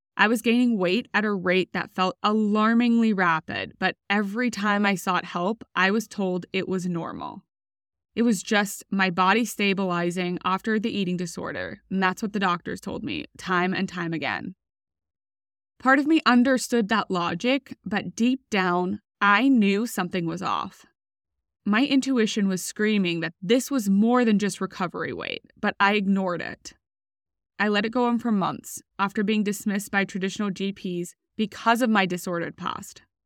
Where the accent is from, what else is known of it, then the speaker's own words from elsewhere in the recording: Australia; moved away as an adult; also born or lived in United States; I was recruited from Australia to row for U S University on a full scholarship